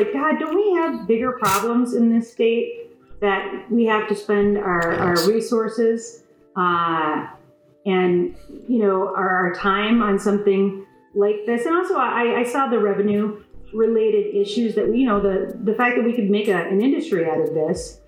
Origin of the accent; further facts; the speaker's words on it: West Bloomfield, Michigan, United States; I'm a lifelong Michigander. I grew up in West Bloomfield